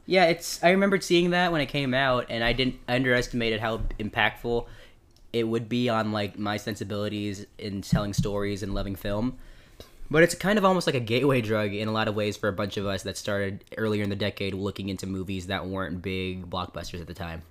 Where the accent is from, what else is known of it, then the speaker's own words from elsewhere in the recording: Fresno, California, United States; we're both from Fresno, California.